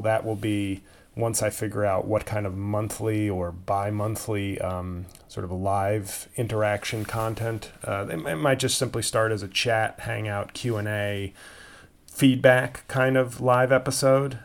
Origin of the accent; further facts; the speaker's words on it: New York, United States; they're playing my team in my hometown.